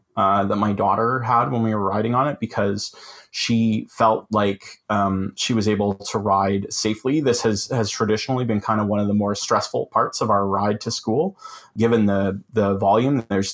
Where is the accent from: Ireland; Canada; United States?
Canada; Collingwood, Ontario; So this was an example from my hometown here in Collingwood